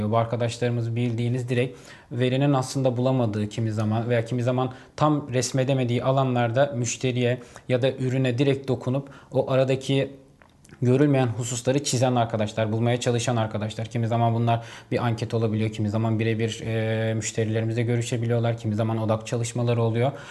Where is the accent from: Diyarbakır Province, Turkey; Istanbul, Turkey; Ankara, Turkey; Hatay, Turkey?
Hatay, Turkey; ben e, memleketimden ötürü Hataylıyım